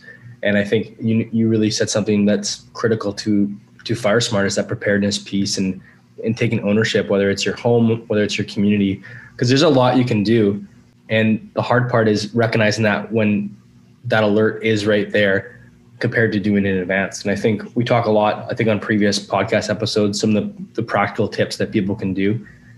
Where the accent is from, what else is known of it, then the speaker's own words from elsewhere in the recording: British Columbia, Canada; And I think as British Columbians and probably Canadians too, we don't have often, and I'm generalizing here, but a sense of urgency often.